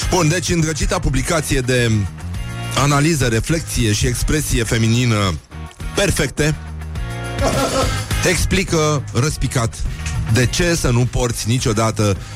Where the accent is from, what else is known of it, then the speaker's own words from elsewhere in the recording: Romania; Eu sunt român creștin ortodox și așa rămân până la moarte.